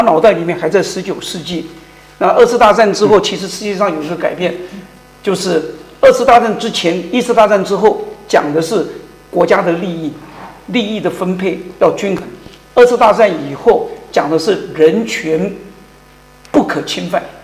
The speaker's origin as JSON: {"language": "Chinese", "country": "Taiwan", "moved": "as an adult", "lives_now": "Germany", "said": "我是台湾人"}